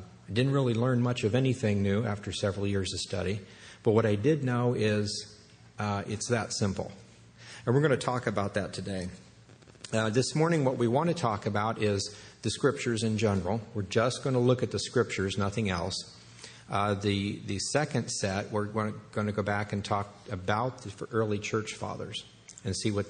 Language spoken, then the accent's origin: English; Kansas, United States; I grew up in Kansas